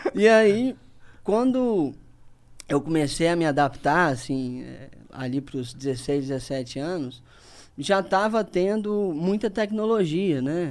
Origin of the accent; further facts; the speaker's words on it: Linhares, Espírito Santo, Brazil; eu voltei para Linhares, que é a minha cidade natal